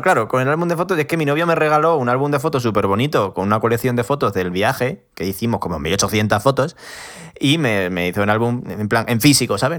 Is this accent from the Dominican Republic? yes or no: no; a small village in Badajoz, Extremadura, Spain; yo soy de un pueblo pequeño de Badajoz, 2.500 habitantes.